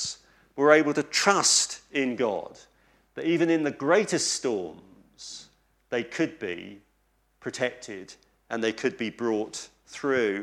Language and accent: English; East Anglia, East of England, United Kingdom; I come from East Anglia, and we have a saying in Lowestoft on the coast